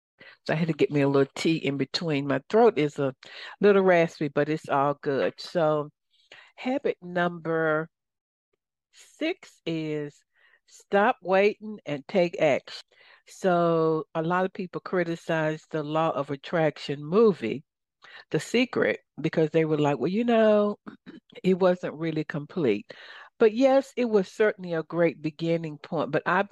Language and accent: English; Compton, California, United States; Well, I grew up in Compton.